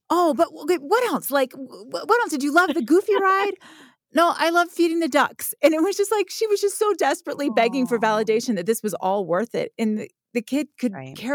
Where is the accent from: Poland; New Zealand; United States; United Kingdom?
United States; Florida; Like I grew up in Florida, there was this little river that we loved to go play in.